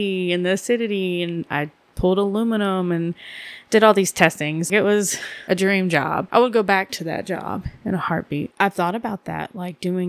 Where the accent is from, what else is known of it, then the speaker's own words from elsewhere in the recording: Georgia, United States; moved away; also born or lived in Asheville, North Carolina; I was born in Georgia